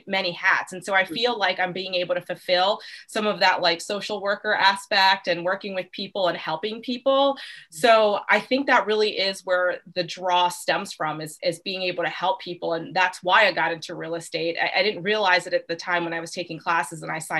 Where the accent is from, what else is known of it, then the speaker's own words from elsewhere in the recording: Arlington / Falls Church area, Northern Virginia, United States; I'm originally from Northern Virginia, Arlington Falls Church area